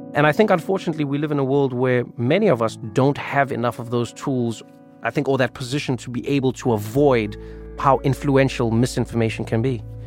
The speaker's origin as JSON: {"language": "English", "country": "South Africa", "tie": "born or raised there", "said": "I grew up in South Africa"}